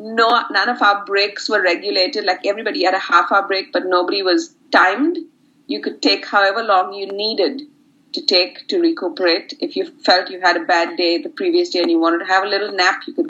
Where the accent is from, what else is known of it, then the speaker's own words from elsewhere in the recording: India; moved away as an adult; now in Brisbane, Australia; So I come from India, from a really very community-based neighborhood